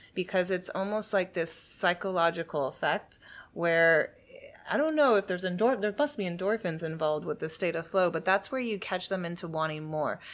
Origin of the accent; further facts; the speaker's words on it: Sebastian, Florida, United States; also born or lived in Miami, Florida / London, England; I was actually born in Miami, Florida, but I grew up in Sebastian, which is about three hours north of Miami